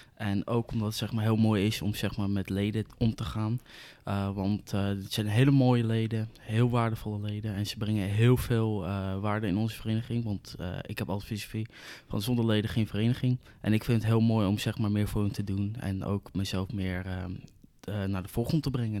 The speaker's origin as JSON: {"language": "Dutch", "town": "Zoetermeer", "region": "South Holland", "country": "Netherlands", "said": "ik kom uit Zoetermeer"}